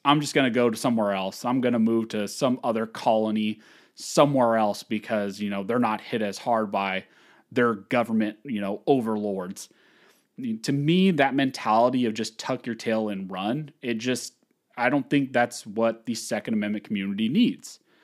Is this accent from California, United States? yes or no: yes; California, United States; I was born and raised in California.